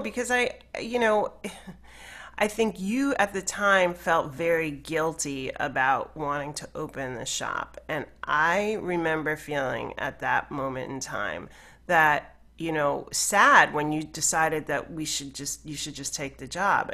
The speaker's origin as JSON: {"language": "English", "town": "New York City", "region": "New York", "country": "United States", "tie": "born or raised there", "also_born_or_lived": "Brooklyn", "said": "I grew up here. I, you know, been living in Brooklyn for, um, thirty years and, you know, I grew up in Queens and Manhattan"}